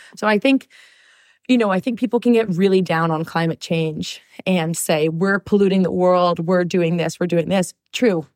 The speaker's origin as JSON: {"language": "English", "town": "Long Beach", "region": "California", "country": "United States", "tie": "born or raised there", "said": "I'm born and raised in Long Beach here, like two miles away from here"}